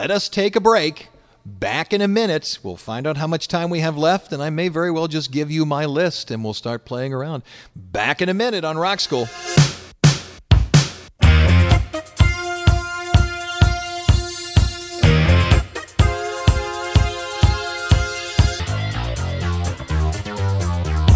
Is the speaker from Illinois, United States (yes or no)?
no; Solon, Ohio, United States; my hometown of Solden, Ohio